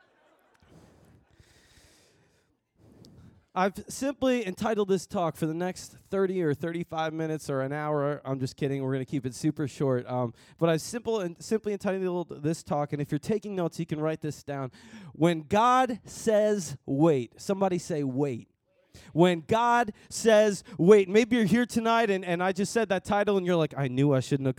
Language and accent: English; Long Island, New York, United States; also born or lived in Dallas, Texas; I grew up here in Long Island